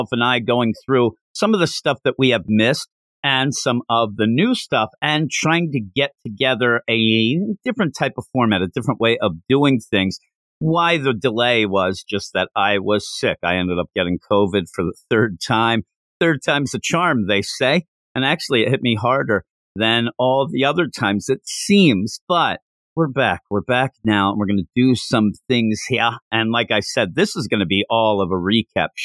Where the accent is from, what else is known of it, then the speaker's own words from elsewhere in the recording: Pennsylvania, United States; I'm from Pennsylvania